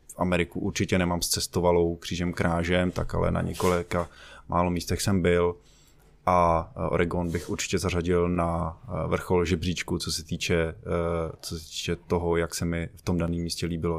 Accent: Bohemia, Czechia; tady u nás v Čechách

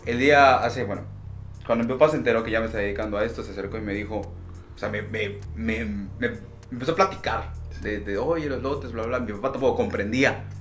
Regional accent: Yucatán, Mexico; como buen yucateco

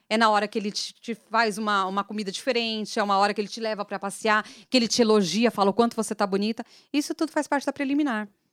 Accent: São Paulo, Brazil; moved away; eu sou de São Paulo

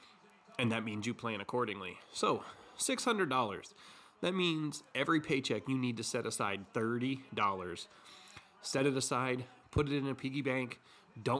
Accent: United States; I'm American

